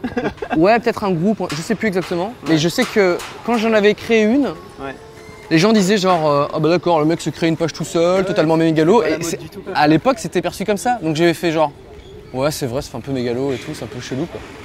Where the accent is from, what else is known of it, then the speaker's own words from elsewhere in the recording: Var, Provence-Alpes-Côte d'Azur, France; je viens du Var. mes parents sont varois